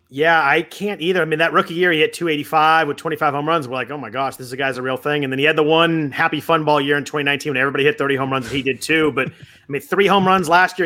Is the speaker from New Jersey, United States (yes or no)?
no; California, United States; growing up in California